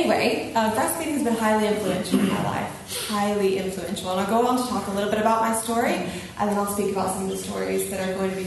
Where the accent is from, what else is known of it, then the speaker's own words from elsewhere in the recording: United States; moved away as an adult; now in Ireland; I'm originally from America, but I've lived the past 10 years in Ireland